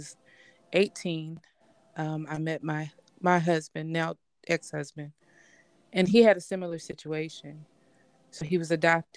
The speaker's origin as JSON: {"language": "English", "region": "Tennessee", "country": "United States", "tie": "born or raised there", "said": "my father was military, so we grew up in Tennessee, and my mother's family originally is from Tennessee, but another part of where we are locally"}